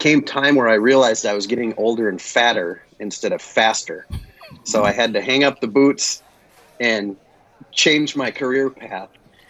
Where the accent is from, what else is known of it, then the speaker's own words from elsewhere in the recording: Brainerd, Minnesota, United States; Brainerd, Minnesota.